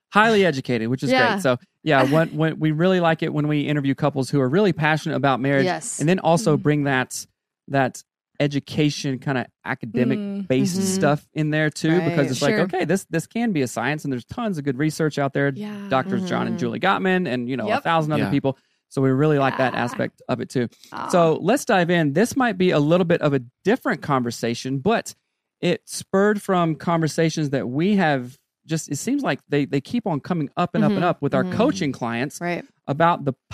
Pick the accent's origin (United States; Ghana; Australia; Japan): United States; South Carolina; moved away; also born or lived in Seattle; I come from the South, y'all.